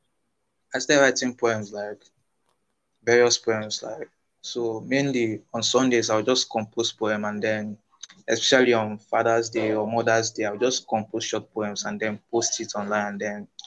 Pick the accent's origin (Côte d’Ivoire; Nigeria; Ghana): Nigeria; Igboland; here in Nigeria, I'm from Igbo tribe, I'm from the tribe of Igbo